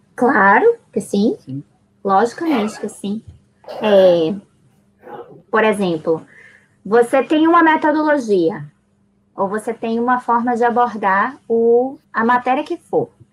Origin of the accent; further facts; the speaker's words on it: Salvador, Bahia, Brazil; also born or lived in Buenos Aires, Argentina; eu nasci em Buenos Aires, cresci em Salvador e eu levo comigo duas culturas muito ricas